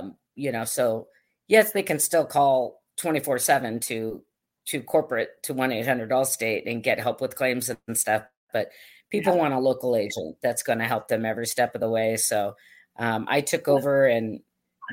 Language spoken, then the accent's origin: English; Mission Viejo, California, United States; moved away as an adult; also born or lived in Hawaii / Australia; I grew up in Southern California, went to UC Irvine